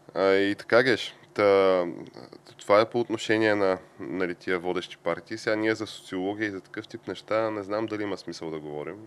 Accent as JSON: {"language": "Bulgarian", "town": "Shumen", "region": "Shumen Province", "country": "Bulgaria", "tie": "born or raised there", "said": "моя роден град Шумен"}